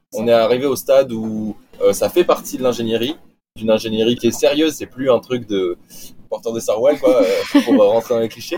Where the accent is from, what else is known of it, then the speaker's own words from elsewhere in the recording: Nice, Provence-Alpes-Côte d'Azur, France; moved away; je suis, je suis niçois. Donc, en soi, je viens. j'ai grandi au bord de la mer